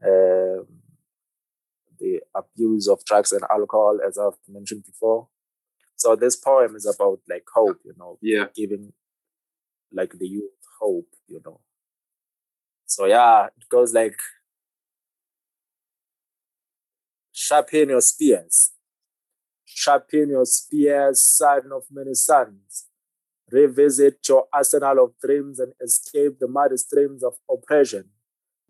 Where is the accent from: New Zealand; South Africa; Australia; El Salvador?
South Africa; Ladysmith, KwaZulu-Natal; now in Johannesburg, South Africa; I'm originally from Ladysmith. I'm from KZN. I came to Joburg in 2004